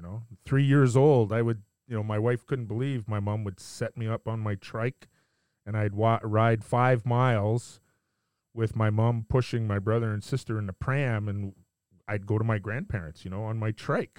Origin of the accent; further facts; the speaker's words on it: just outside of Montreal, Quebec, Canada; I grew up just outside of Montreal